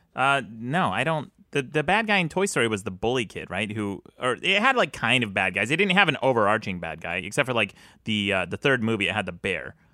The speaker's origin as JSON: {"language": "English", "region": "Utah", "country": "United States", "tie": "born or raised there", "said": "I grew up in Utah"}